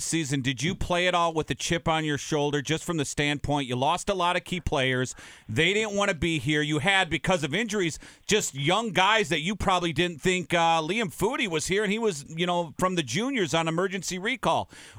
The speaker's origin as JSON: {"language": "English", "region": "Minnesota", "country": "United States", "tie": "born or raised there", "said": "I grew up in Minnesota."}